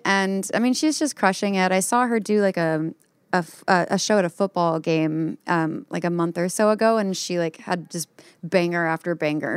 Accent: North Texas, United States; my neck of the woods in North Texas

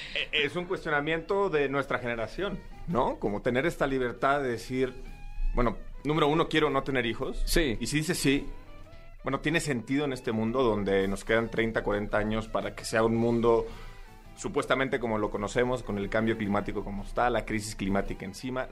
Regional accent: Saltillo, Coahuila, Mexico; accent: northern; now in Mexico City, Mexico; yo soy originario de Saltillo

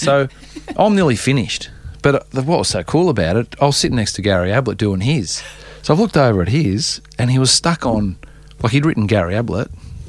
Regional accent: Geelong, Victoria, Australia; So, look, we growing up in Geelong, he was like the superstar.

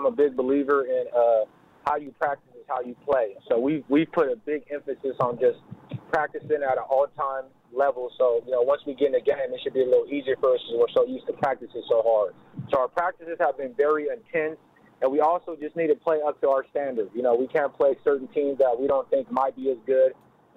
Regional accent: San Diego, California, United States; first language Lingala; me growing up in the inner city in southeast San Diego

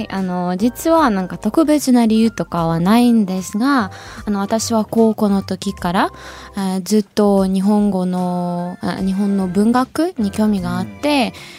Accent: Ukraine; Japanese is a second language; moved away as an adult; now in Tokyo, Japan

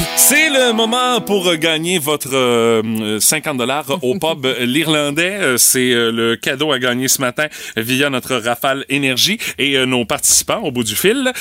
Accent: Rimouski, Quebec, Canada; j'ai grandi à Pointe-au-Père.

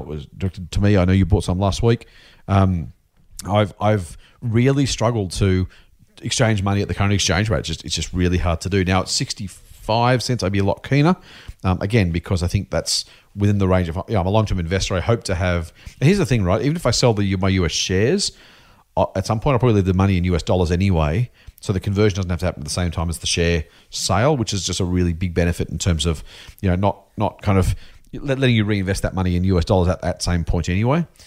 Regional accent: Australia; being Australian

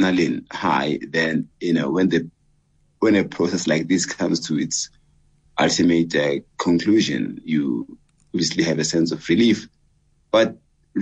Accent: Katlehong, Gauteng, South Africa; growing up in Katlehong in the 1970s, I was born in, on the 3rd of April, 69, growing up in Katlehong, having done all my schooling in Katlehong

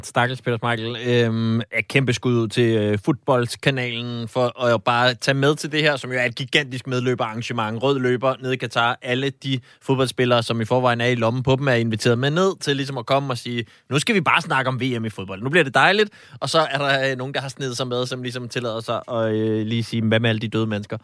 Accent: Zealand, Denmark; nu er jeg jo selv øh, født og opvokset på Sjælland

